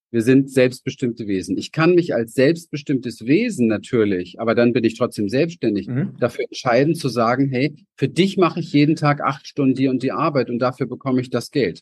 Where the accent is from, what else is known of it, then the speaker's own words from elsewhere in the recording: Berlin, Germany; ich bin in Berlin im Hinterhof aufgewachsen